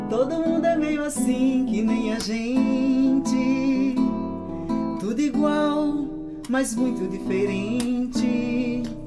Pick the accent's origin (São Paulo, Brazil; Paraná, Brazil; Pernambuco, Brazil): Pernambuco, Brazil; Capoeiras; Eu nasci numa cidadezinha que se chama Capoeira, lá em Pernambuco